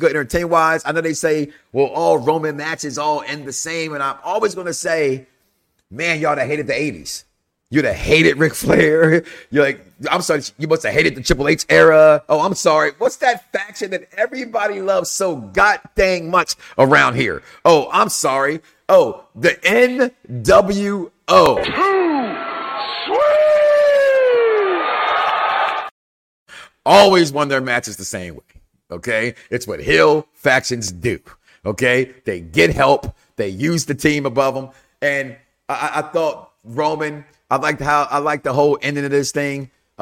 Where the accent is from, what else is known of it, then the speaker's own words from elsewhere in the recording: Chicago, Illinois, United States; now in Florida, United States; I'm from Chicago originally.